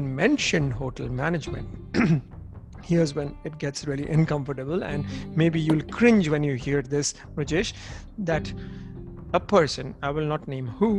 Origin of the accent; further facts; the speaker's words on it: Jamshedpur, Jharkhand, India; also born or lived in Lucknow; now in Zurich, Switzerland; since I grew up in Jamshedpur, being a completely industrial town